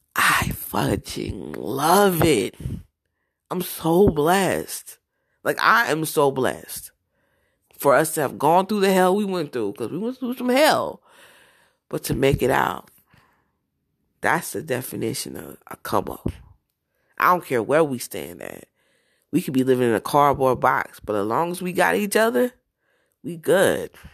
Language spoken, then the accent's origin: English; New Jersey, United States; moved away; also born or lived in Georgia / Florida; I'm from Jersey